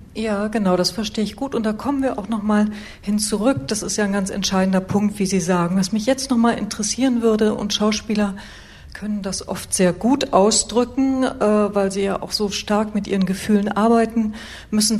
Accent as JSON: {"language": "German", "country": "Germany", "said": "als Westdeutsche"}